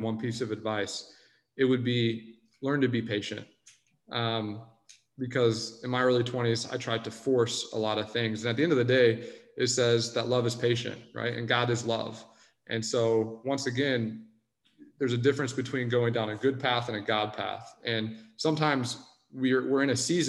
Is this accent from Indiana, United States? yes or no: yes; Indianapolis, Indiana, United States; I'm obviously from Indianapolis